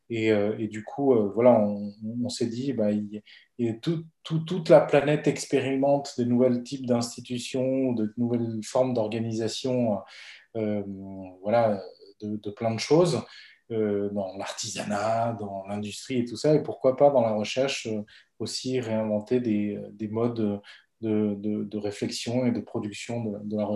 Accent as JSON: {"language": "French", "country": "Bolivia", "lives_now": "France", "said": "Donc, euh … j'ai fait de l'économie"}